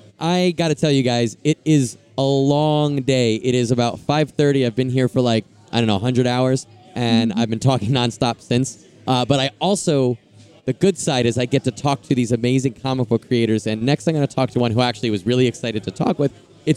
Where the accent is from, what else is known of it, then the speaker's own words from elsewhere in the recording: New York, United States; Okay, first of all, I'm from New York, and I say the name Kerry and Carrie the same way.